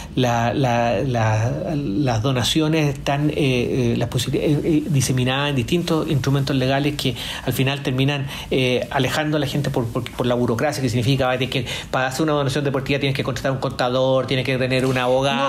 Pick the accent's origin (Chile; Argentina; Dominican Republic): Chile